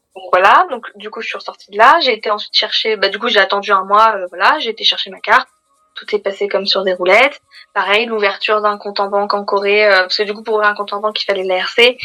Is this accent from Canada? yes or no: no; Paris, Île-de-France, France; En tant que parisienne